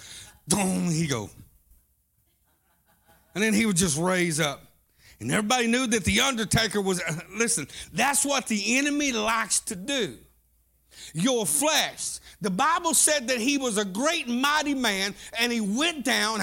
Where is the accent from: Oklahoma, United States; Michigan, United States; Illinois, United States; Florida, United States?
Oklahoma, United States; Southeast; I was raised up in Southeast Oklahoma